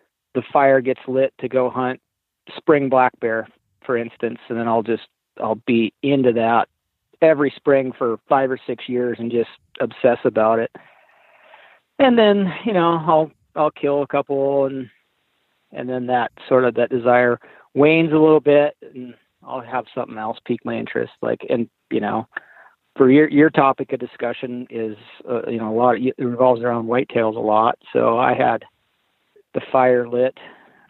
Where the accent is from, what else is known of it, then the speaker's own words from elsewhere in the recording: Montana, United States; moved away; I grew up in Montana